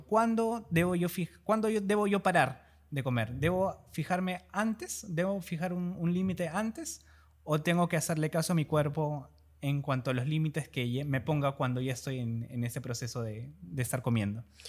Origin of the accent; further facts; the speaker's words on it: Peru; como peruanos, nosotros culturalmente